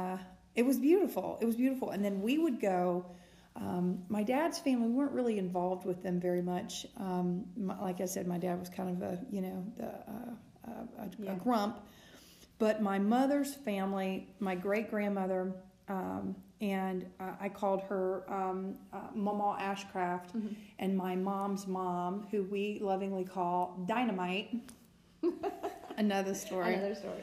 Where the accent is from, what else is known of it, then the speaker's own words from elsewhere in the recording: Mississippi, United States; I'm from Mississippi